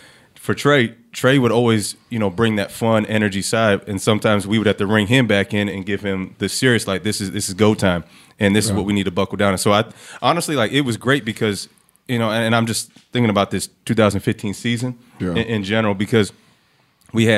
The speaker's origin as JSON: {"language": "English", "town": "Clayton", "region": "Ohio", "country": "United States", "tie": "born or raised there", "also_born_or_lived": "Dayton, Ohio", "said": "Grew up in Clayton, 937"}